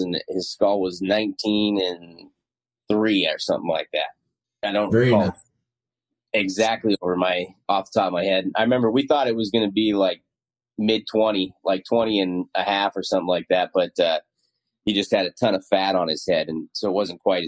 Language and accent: English; Montana, United States; moved away as an adult; now in Iowa, United States; growing up in Montana